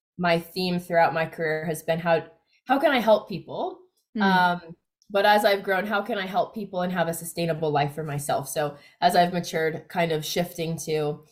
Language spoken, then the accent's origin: English; Miami, Florida, United States; moved away as an adult; also born or lived in New York; now in Australia; So I grew up in the United States. So I was born in New York, but I grew up in Miami, Florida. I probably never thought that I'd be living in Australia, but I've been here 10 years now